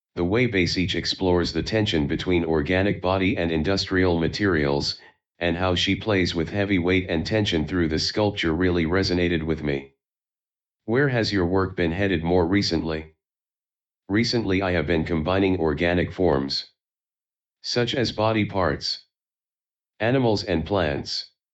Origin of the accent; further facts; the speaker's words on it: Taiwan; moved away as an adult; also born or lived in New York City; I was born and raised in Taiwan. I moved to New York City to study fine art at the School of Visual Arts in 2011